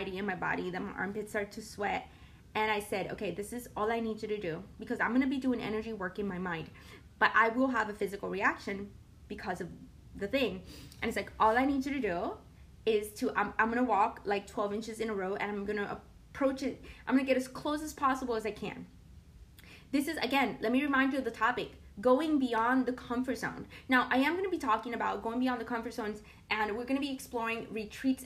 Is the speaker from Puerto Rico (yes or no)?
yes; Puerto Rico; I'm from Puerto Rico, and we do have a rainforest in Puerto Rico